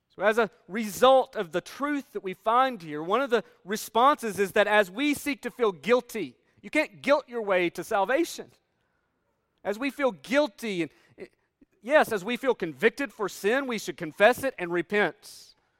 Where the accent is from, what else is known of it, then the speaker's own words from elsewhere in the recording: Northeast Tennessee, United States; moved away as an adult; also born or lived in Kentucky; I grew up in Northeast Tennessee, where we're surrounded by mountains